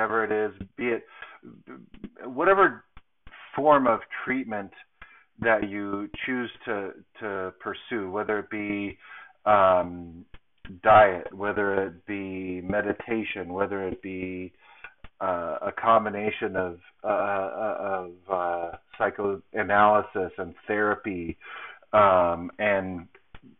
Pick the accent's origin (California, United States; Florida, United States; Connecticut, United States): California, United States; Southern; moved away; my hometown in Southern California